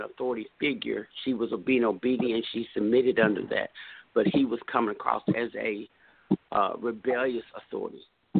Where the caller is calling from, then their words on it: Texas, United States; Hello, I'm calling from Texas.